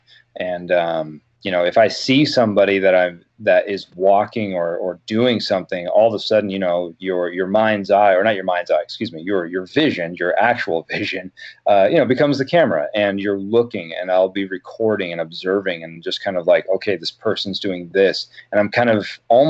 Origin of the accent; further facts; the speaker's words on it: Oregon coast, United States; growing up on the Oregon coast